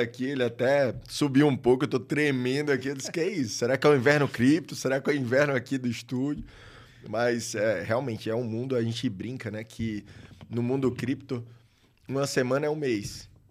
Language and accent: Portuguese; Maceió, Alagoas, Brazil; sou de Maceió, lá em Alagoas